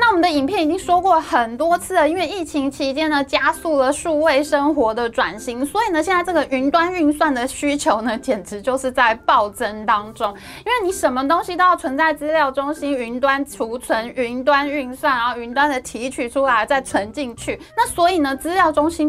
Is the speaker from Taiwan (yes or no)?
yes; Taiwan; 哇，我们台湾人在世界半导体产业的。影响力实在太大，人实在太多了吧？